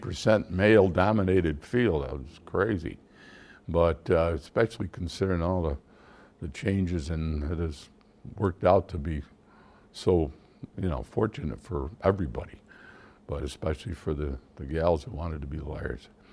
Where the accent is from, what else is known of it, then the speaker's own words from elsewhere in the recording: Syracuse, New York, United States; moved away as an adult; also born or lived in Geneva, New York / Manhattan; now in Northern New York, United States; I really grew up in, uh, Syracuse, although I was born in Geneva, but I spent most of my growing up years from, like, third or fourth grade